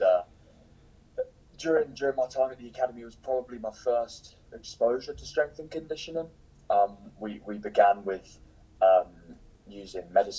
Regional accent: Cambridge, East of England, United Kingdom; moved away; I'm from Cambridge in England

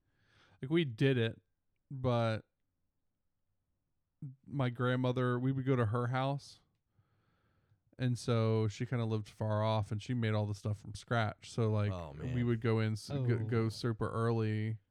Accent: Northern Virginia, United States; I'm from Northern Virginia outside of D.C.

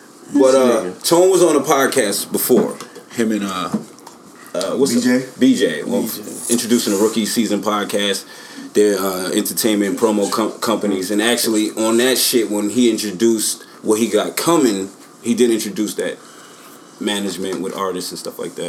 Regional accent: Atlanta, Georgia, United States; also born or lived in Detroit, Michigan / Gwinnett / Alpharetta; I'm originally from Detroit, but I was raised in Atlanta.

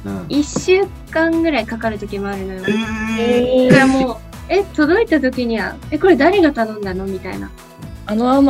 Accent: Amami Oshima, Kagoshima, Japan; now in Tokyo, Japan; 奄美大島です。

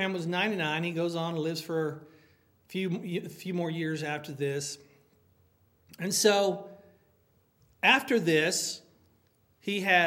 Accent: United States; I love being American

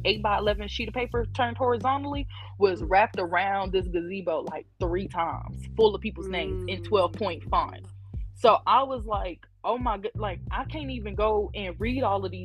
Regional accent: Arkansas, United States; that's pretty much where my family's from, is Arkansas. I was born in Arkansas.

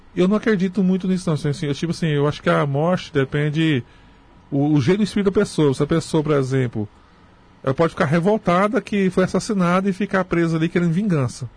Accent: Morrinhos, Goiás, Brazil; also born or lived in Creúna (as transcribed); Eu nasci em Morrinhos mesmo, Goiás, né? Eu sou de Morrinhos, Goiás.

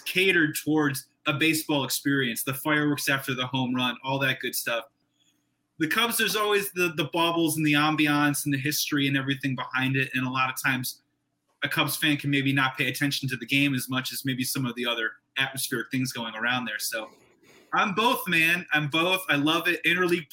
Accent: Evanston, Illinois, United States; moved away as an adult; also born or lived in Chicago; now in Los Angeles, United States; I was raised on the North Shore. I was raised in the Wilmette Evanston area

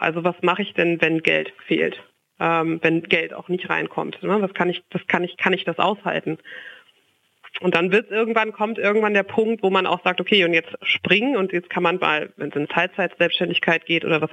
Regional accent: Lünen, North Rhine-Westphalia, Germany; moved away as an adult; now in Frankfurt, Germany; in Lünen in meiner Heimat

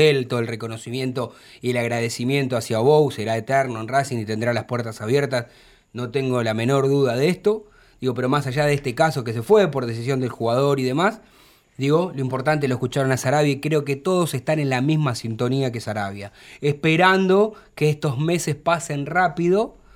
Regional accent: Buenos Aires, Argentina; Yo soy de Villa Soldati

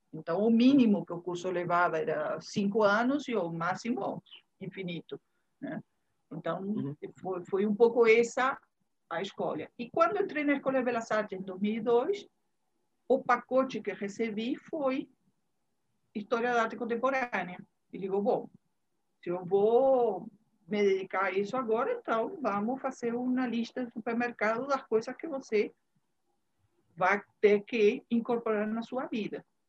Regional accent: Uruguay; Portuguese is a second language; moved away as an adult; also born or lived in Bahia, Brazil; now in Salvador, Brazil; sou uruguaia, todo mundo vai perceber pelas minhas derrapadas no portunhol, né? Mas tem 29 anos, vou fazer agora em março, 29 anos que cheguei na Bahia.

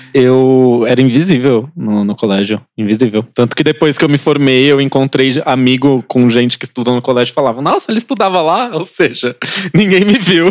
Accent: Praia Grande, São Paulo, Brazil; also born or lived in Osasco; no meio da primeira série, eu saí de Osasco e fui pra Praia Grande

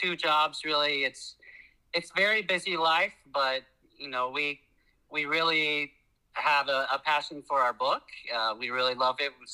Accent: Oklahoma, United States; moved away as an adult; now in Florida, United States; I'm from Oklahoma.

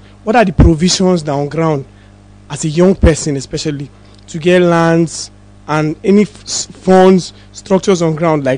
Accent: Ikotak, Akwa Ibom, Nigeria; I'm from Akwa Ibom.

